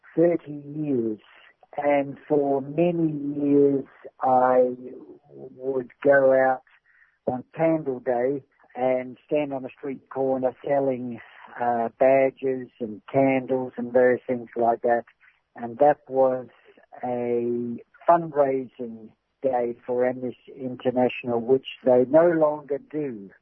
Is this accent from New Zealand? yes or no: yes; New Zealand; I come from New Zealand